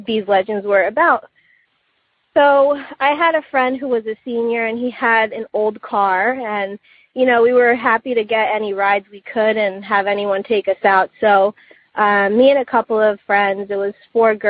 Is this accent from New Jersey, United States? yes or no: yes; New Jersey, United States; growing up in New Jersey, there's always been a lot of urban legends